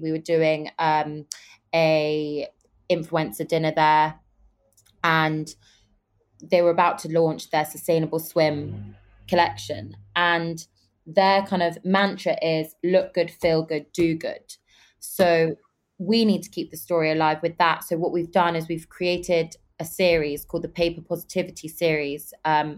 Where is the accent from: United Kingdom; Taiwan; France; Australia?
United Kingdom; London; also born or lived in Dubai / New York / Los Angeles; I'm from London, obviously, and I'm from a family of entrepreneurs.